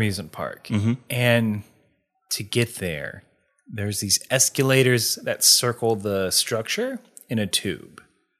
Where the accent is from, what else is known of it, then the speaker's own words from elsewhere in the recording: United Kingdom; I'm British, right?